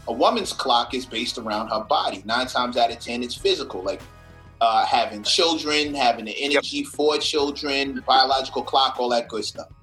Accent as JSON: {"language": "English", "town": "New York City", "region": "New York", "country": "United States", "tie": "born or raised there", "also_born_or_lived": "Brooklyn / Manhattan", "said": "I was born in Queens. I moved to Brooklyn, and I live in Manhattan"}